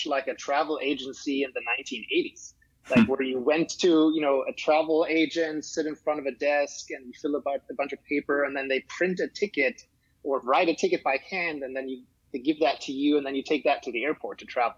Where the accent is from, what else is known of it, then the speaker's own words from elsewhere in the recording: Germany; now in United States; I'm originally from Germany